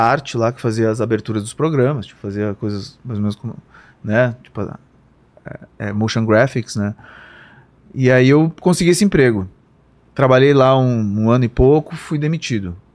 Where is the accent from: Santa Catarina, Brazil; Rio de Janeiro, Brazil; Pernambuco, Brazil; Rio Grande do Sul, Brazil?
Rio Grande do Sul, Brazil; Porto Alegre; now in São Paulo, Brazil; que foi o período que eu saí de Porto Alegre, vim para São Paulo trabalhar num, num, estúdio de animação.